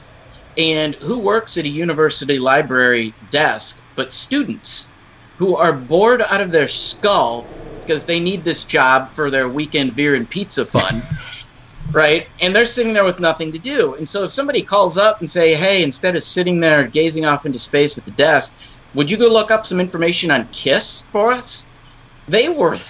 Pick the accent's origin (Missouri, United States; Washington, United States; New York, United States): Missouri, United States; St. Louis; I'm from St. Louis